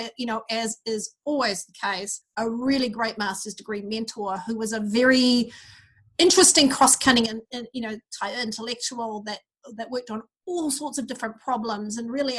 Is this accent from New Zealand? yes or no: yes; Auckland, New Zealand; accent: mid-Pacific; I grew up in New Zealand. You can probably tell by my somewhat strange mid-Pacific accent, but I grew up in New Zealand in the 1960s. Early 70s. And the first place I lived as a child was in South Auckland